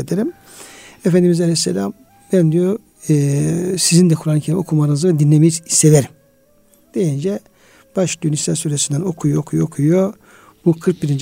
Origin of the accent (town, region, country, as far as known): Artvin, Turkey